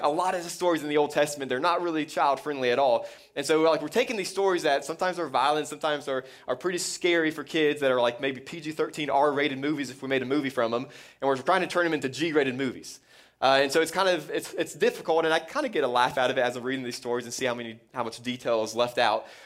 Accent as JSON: {"language": "English", "region": "Florida", "country": "United States", "tie": "born or raised there", "said": "I grew up in Florida"}